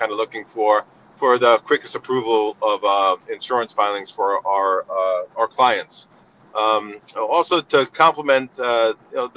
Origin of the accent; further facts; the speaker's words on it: Northeast Coast, United States; accent: East Coast; moved away as an adult; also born or lived in California; now in New Jersey, United States; I'm originally from the East Coast, the Northeast Coast